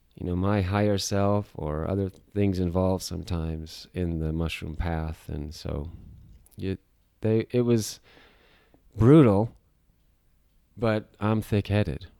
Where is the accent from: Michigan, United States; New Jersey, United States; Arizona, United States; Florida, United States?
Arizona, United States; moved away as an adult; also born or lived in Golden, Colorado; I grew up in Arizona